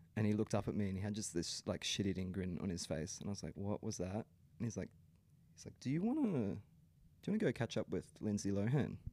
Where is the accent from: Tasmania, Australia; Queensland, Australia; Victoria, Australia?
Queensland, Australia; Brisbane; I grew up in the Brisbane scene